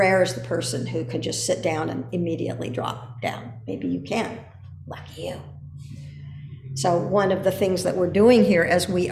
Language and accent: English; Pico Blanco, California, United States; I grew up around Pico Blanco, beautiful limestone mountain